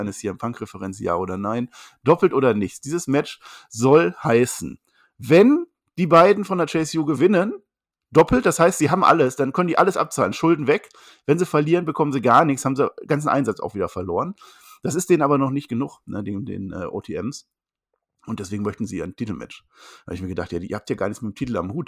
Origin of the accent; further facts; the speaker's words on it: Münster, North Rhine-Westphalia, Germany; Ich komme aus dem Münster